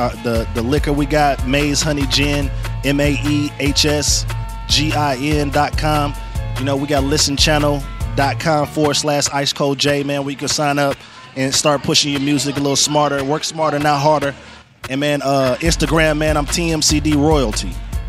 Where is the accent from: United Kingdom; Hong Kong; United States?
United States; Michigan; also born or lived in Nashville; now in Atlanta, United States; man. Originally from Michigan.